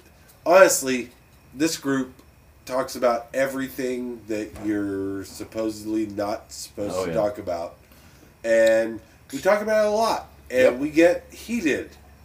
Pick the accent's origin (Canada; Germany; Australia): Germany; Ramstein, Rhineland-Palatinate; also born or lived in Fort Walton Beach; now in Pensacola, United States; Okay, well, but by the time I was two, I was living in Germany.